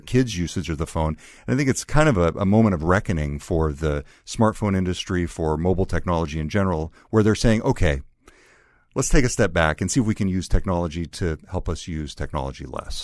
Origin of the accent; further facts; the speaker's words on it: California, United States; accent: California; my original California accent